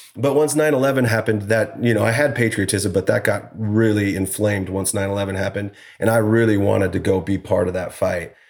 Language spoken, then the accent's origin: English; Idaho, United States; also born or lived in Utah; we grew up in Idaho. Farm boy, you know, worked on the farms